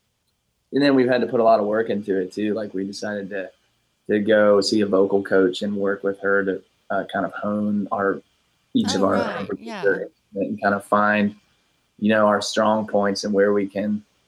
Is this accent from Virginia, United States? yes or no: yes; Virginia, United States; We're from Virginia, some of us.